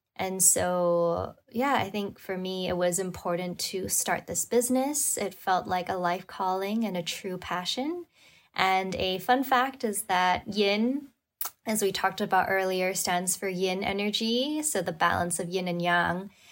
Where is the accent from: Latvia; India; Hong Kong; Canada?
Hong Kong; moved away as an adult; also born or lived in New York / Madrid / London; I was born and raised in Hong Kong, and then I lived in New York and even Madrid and London before coming back.